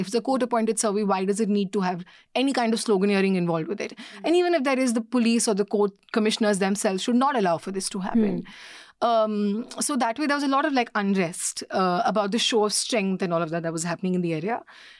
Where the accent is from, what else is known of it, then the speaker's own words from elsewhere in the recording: Delhi, India; I know you think I'm from Delhi and I'm a girl